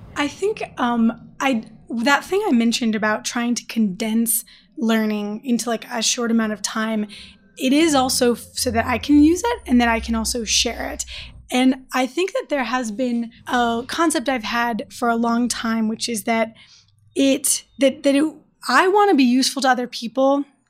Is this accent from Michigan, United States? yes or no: yes; Detroit, Michigan, United States; I'm from Detroit